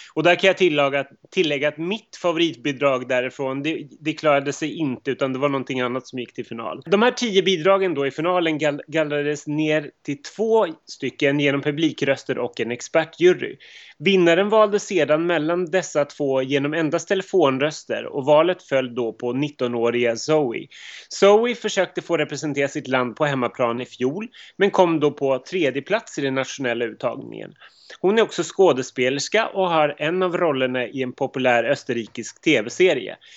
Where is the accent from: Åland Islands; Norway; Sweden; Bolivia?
Sweden; Upplands Väsby, Stockholm County; also born or lived in Montenegro; även jag kommer från Upplands Väsby